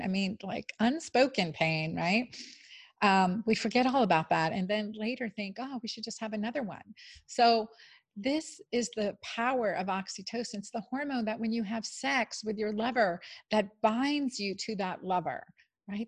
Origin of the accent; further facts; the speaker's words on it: Pennsylvania, United States; I grew up in Pennsylvania